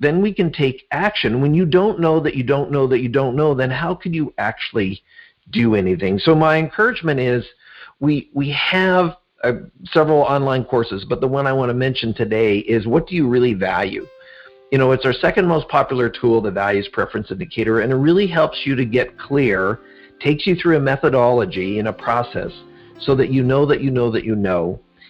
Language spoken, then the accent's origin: English; Schuylkill Haven, Pennsylvania, United States; I grew up in Pennsylvania in a small little town northwest of Philadelphia. The town is Schuylkill Haven, which is hard to pronounce sometimes. And so I grew up there, and we actually live there now.